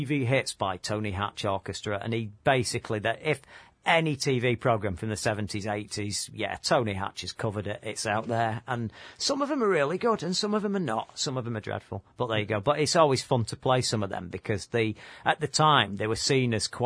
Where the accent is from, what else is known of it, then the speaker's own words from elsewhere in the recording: Manchester, North West England, United Kingdom; We're not from London. We're from Manchester